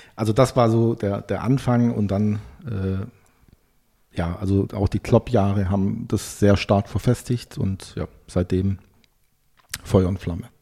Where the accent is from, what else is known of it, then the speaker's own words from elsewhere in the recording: Brackenheim, Baden-Württemberg, Germany; moved away as an adult; now in Berlin, Germany; Ich komme ja aus Süddeutschland, aus Heilbronn, genauer aus einer sehr idyllischen Region, dem Zabergäu, äh, aus dem Ort Brattenheim.